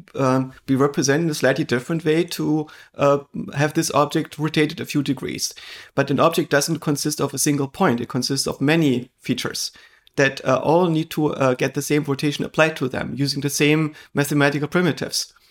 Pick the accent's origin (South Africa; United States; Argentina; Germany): Germany; eastern Germany; I grew up in Eastern Germany